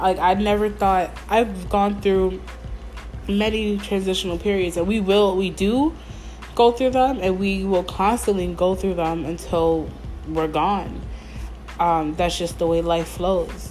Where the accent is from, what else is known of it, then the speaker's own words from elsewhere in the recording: Mount Vernon, New York, United States; moved away as an adult; now in Stanford, United States; I feel like I didn't have a home in Mount Vernon, where I'm from. Like I don't have a home in my hometown